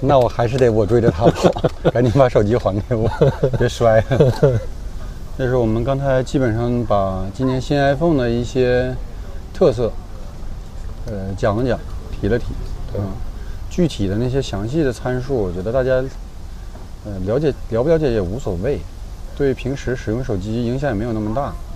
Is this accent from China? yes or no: yes; Northeast China, China; accent: Northeastern Mandarin; 用我们东北话讲